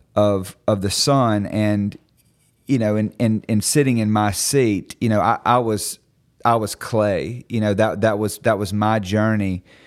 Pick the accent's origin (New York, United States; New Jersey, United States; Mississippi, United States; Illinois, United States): Mississippi, United States; I'm from Mississippi